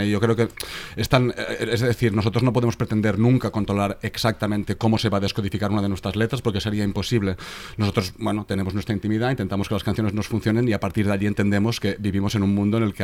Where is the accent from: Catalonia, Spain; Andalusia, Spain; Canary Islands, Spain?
Catalonia, Spain; lo que ha pasado durante la composición de este último disco que hemos hecho, siendo catalanes